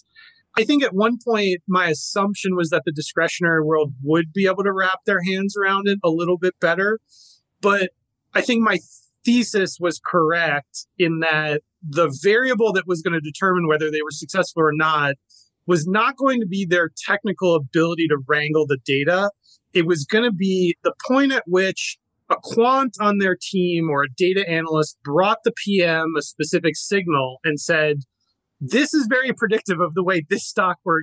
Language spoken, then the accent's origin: English; New York, United States; moved away; I'm originally from New York. Grew up surfing out on Fire Island